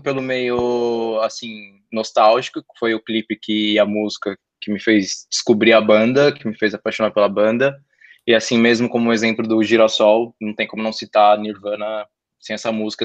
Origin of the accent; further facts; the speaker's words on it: Brazil; sendo brasileiro